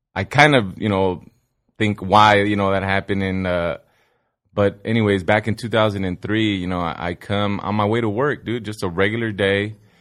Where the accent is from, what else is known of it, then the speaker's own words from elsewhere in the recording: Sun Valley, California, United States; I grew up in Sun Valley, California